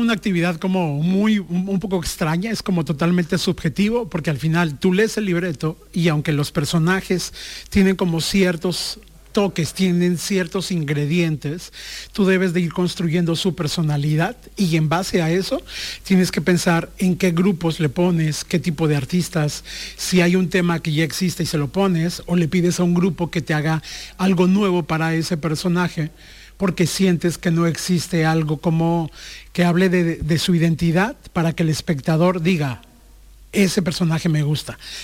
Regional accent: Mexico; yo soy de México

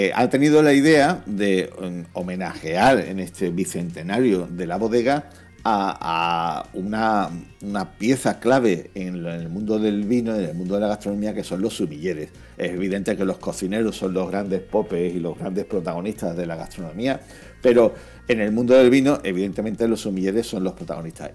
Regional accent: Andalusia, Spain; como buenos andaluces

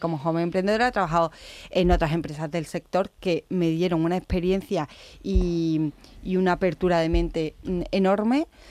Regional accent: Osuna, Andalusia, Spain; soy de Osuna

